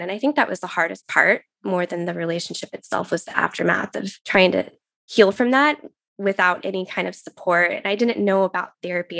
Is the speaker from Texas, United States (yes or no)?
yes; Texas, United States; moved away as an adult; now in Pacific Northwest, United States; I was born in Texas and grew up there, and that's where I got married and my, met my husband